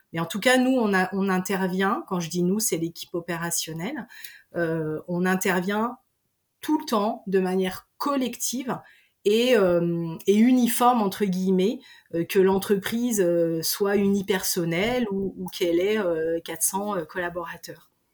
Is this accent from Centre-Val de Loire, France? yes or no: no; Pays de Savoie, Auvergne-Rhône-Alpes, France; je suis originaire euh, des pays de Savoie.